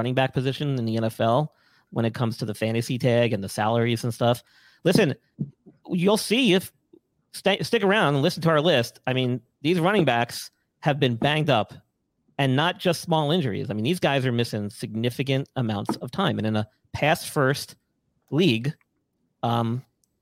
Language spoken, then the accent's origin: English; New York, United States; moved away; I'm from New York originally.